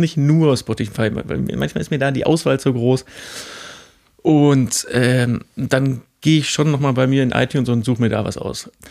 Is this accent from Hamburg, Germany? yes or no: no; Mülheim an der Ruhr, North Rhine-Westphalia, Germany; ich komme komm ja auch da, aber da ist die andere Ruhrseite